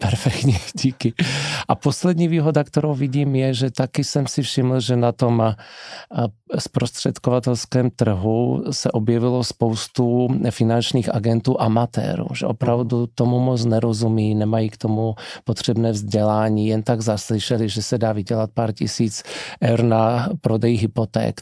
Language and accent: Czech; Slovakia; first language Slovak; Czech is a second language; Já jsem vlastně Čechoslovák, protože můj tatínek je Čech a maminka je Slovenka. Narodil jsem se v Československu, mám obě občanství, ale slovenština je můj první jazyk, čeština druhý